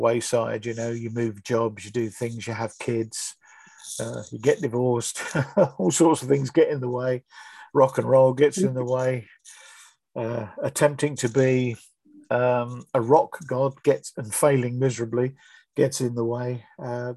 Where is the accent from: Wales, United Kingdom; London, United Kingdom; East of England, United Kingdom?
East of England, United Kingdom; Bedford; moved away as an adult; also born or lived in Milton Keynes / Northampton / Wellingborough; now in Burton Latimer, United Kingdom; I was brought up in Bedford. That was my hometown